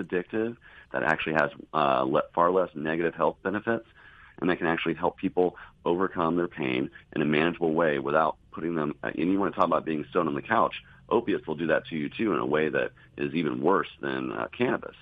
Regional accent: the South, United States; I grew up here in the South

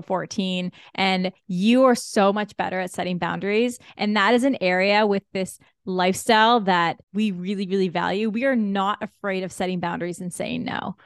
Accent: Canada; as a Canadian when you don't get this much sun often

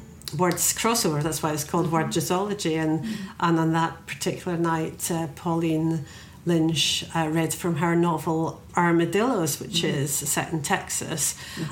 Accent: Scotland, United Kingdom; myself as a Scottish poet

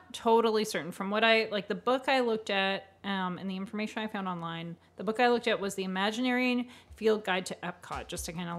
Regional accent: Canada; I have to say I've never chopped wood as a Canadian.

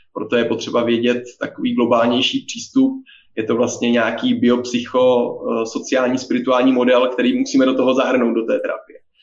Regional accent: Czechia; ze Slovenska nejsem, jsem z České republiky, jak asi poznají všichni posluchači podle uh, mého přízvuku

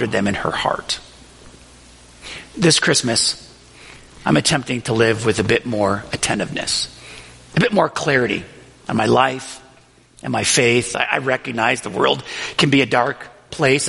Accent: Buffalo, New York, United States; the Riverside neighborhood of Buffalo, New York, where I grew up

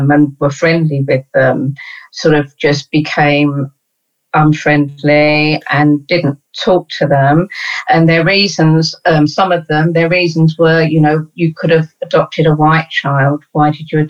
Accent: London, United Kingdom; I was brought up in East Dulwich

